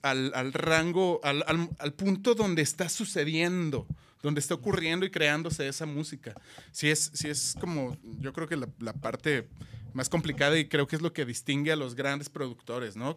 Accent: Guadalajara, Jalisco, Mexico; Yo soy de aquí, de Guadalajara.

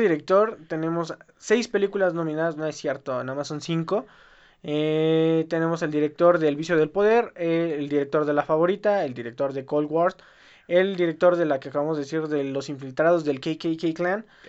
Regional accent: Mexico; nosotros como mexicanos

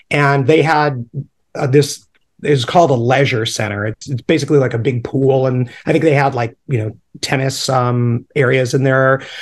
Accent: Charleston, South Carolina, United States; born there; in Charleston, South Carolina. So that's right. American by birth, Southern by the grace of God. so yeah, Charleston, South Carolina.

